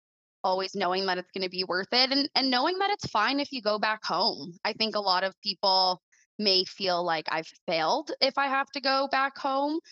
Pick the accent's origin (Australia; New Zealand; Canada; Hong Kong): Canada; Mississauga, Ontario; moved away as an adult; I was born and raised in Mississauga